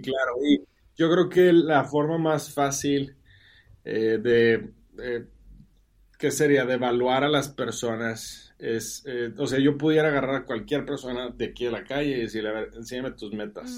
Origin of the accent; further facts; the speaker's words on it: Monterrey, Nuevo León, Mexico; moved away as an adult; now in Mexico City, Mexico; yo soy de Monterrey